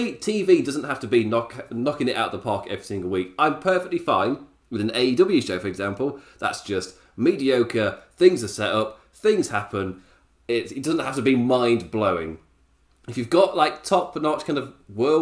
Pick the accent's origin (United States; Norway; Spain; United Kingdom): United Kingdom; England; as an Englishman